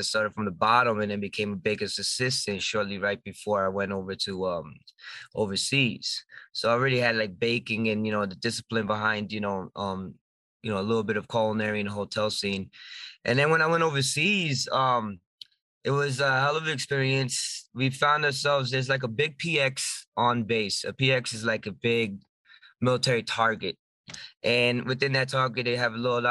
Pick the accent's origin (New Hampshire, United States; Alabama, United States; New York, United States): New York, United States; Sullivan County; I was born and raised in Sullivan County.